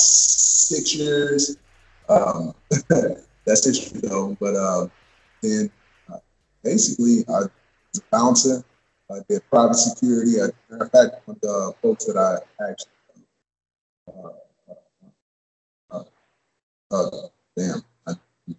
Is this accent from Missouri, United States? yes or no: yes; University City, Missouri, United States; I'm from St. Louis, originally from University City.